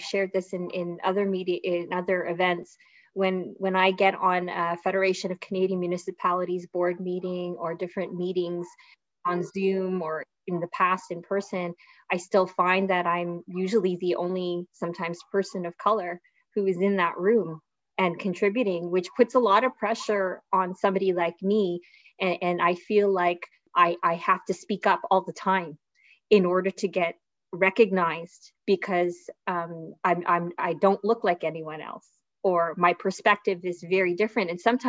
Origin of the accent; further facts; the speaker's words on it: Philippines; We are, as a Filipino community, so good and so organized with singing competitions and ballroom dancing competitions and basketball competitions.